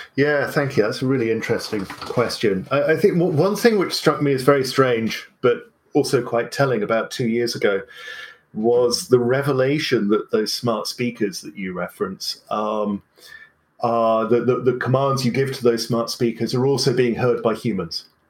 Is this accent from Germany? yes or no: yes; Berlin, Germany; I grew up in West Berlin in the 1970s and 80s